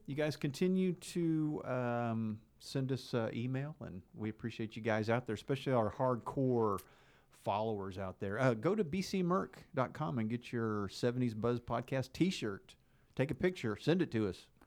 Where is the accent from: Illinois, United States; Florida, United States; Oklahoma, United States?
Oklahoma, United States; Enid; you and I grew up in Enid, Oklahoma.